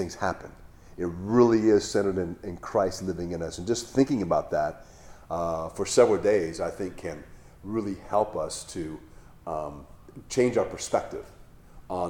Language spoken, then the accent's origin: English; Hawaii, United States; I grew up in Hawaii